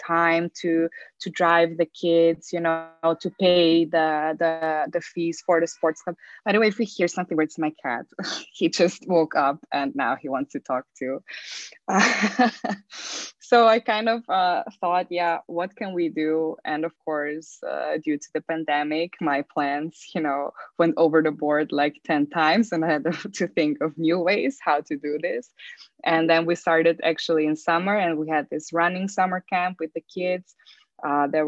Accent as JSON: {"language": "English", "country": "Austria", "moved": "as an adult", "lives_now": "Zagreb, Croatia", "said": "I'm actually from Austria. So I moved from Austria to Zagreb 9 years ago."}